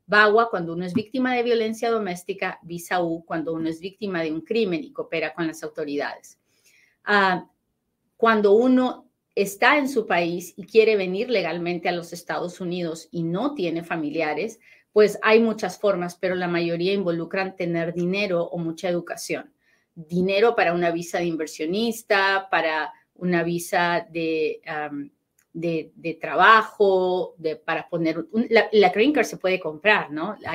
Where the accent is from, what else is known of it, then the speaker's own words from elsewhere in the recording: Costa Rica; now in United States; Hola, soy de Costa Rica, saludos, muchas gracias, muchas gracias.